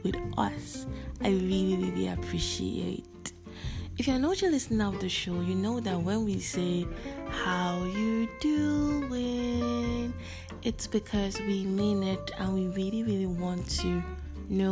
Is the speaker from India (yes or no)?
no; Nigeria; also born or lived in Lagos, Nigeria; I am a Nigerian living and currently recording in Lagos, Nigeria